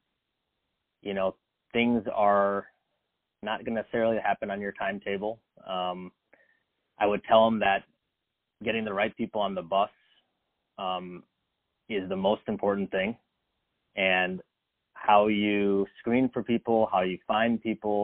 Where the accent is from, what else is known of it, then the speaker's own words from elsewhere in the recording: Chicago, Illinois, United States; I actually was born and raised in the Chicago area.